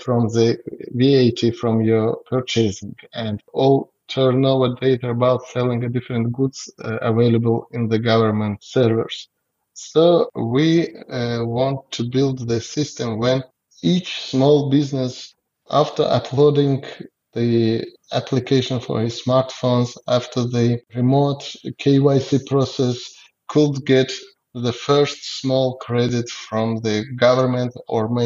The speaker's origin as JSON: {"language": "English", "country": "Azerbaijan", "second_language": "English", "said": "we are from Azerbaijan and we have a staff of 100 people and most of them are citizens of our country. Our country is a young country"}